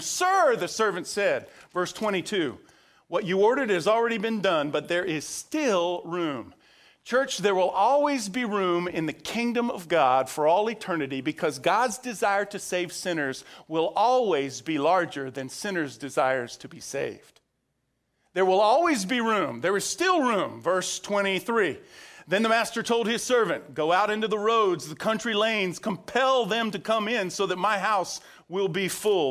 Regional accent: Central Florida, United States; growing up in Central Florida, we weren't very far from the Ringling Brothers Barnum and Bailey Circus

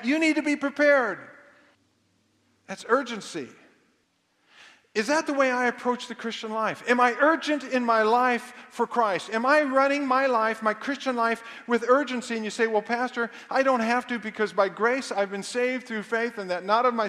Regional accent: Kansas City, United States; I grew up in Kansas City

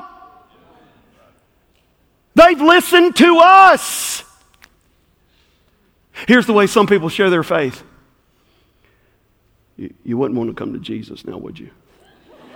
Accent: Southport, Florida, United States; I'm from Southport. I'll put it in Southportian vernacular.

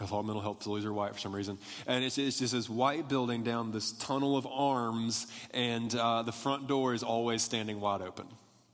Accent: Tuscaloosa, Alabama, United States; there was nothing to do in my hometown at all

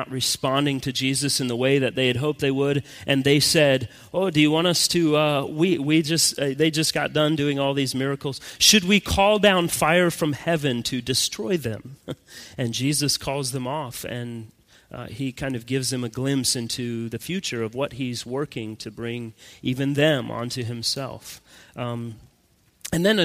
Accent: United States; moved away as an adult; now in Savannah, United States; my being an American and who I am, you know, as that American citizen

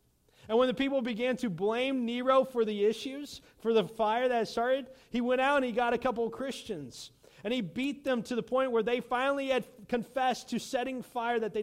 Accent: United States

